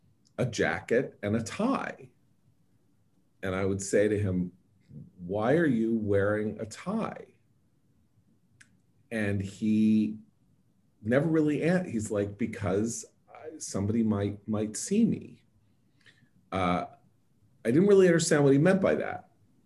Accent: New York City, New York, United States; As I was growing up in New York City in the 1970s and even into the 1980s when I was already a young adult

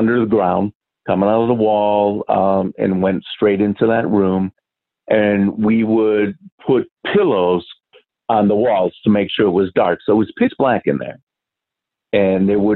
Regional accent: Milwaukee, Wisconsin, United States; moved away; also born or lived in Malaysia / Singapore; I'm originally from Milwaukee, Wisconsin. So we lived in a older part of the city when I was a little kid

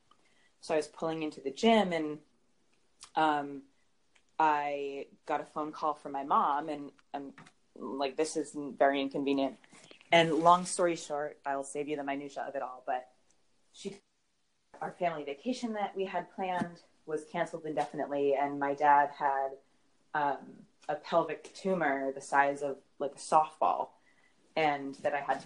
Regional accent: Cumberland, Rhode Island, United States; now in New York City, United States; I'm from Cumberland

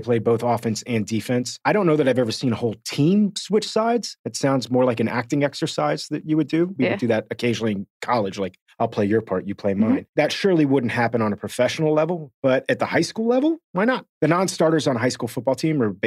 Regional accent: Miami, Florida, United States; I grew up in Miami

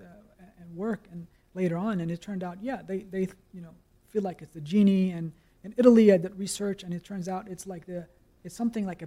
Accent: Copenhagen, Capital Region of Denmark, Denmark; I grew up in Copenhagen.

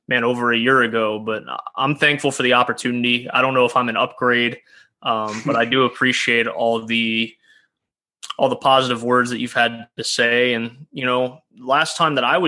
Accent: Flowery Branch, Georgia, United States; also born or lived in Jersey Shore, New Jersey; I was born Jersey Shore, New Jersey. Then I moved down to Flowery Branch, Georgia, which is the home of the Atlanta Falcons training camp. So a lot of people around there while I was growing up

